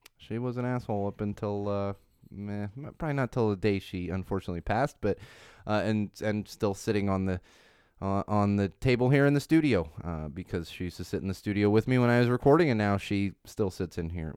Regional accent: Poway, California, United States; also born or lived in Miami, Florida; I grew up in Poway, California, which is technically not San Diego, but you tell, yeah, I grew up in San Diego

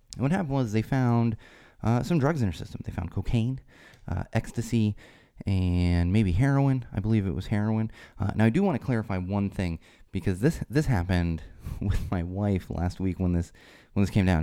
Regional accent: San Diego, California, United States

